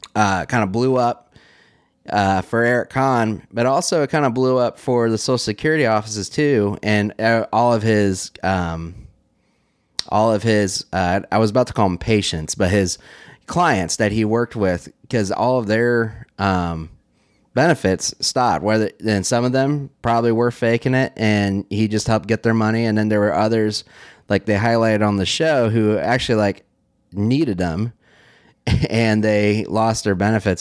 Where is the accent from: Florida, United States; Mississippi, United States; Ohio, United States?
Ohio, United States; Dayton; moved away; in Dayton where I'm from